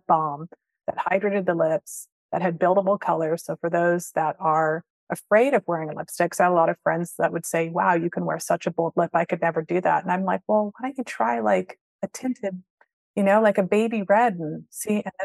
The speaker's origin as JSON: {"language": "English", "town": "Vancouver", "region": "British Columbia", "country": "Canada", "tie": "born or raised there", "also_born_or_lived": "London, England", "moved": "yes", "said": "I grew up in Vancouver"}